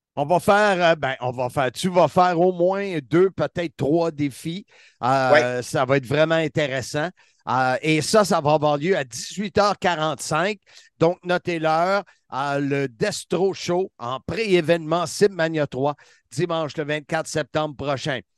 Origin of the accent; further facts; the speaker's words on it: Salaberry-de-Valleyfield, Quebec, Canada; je viens de Valleyfield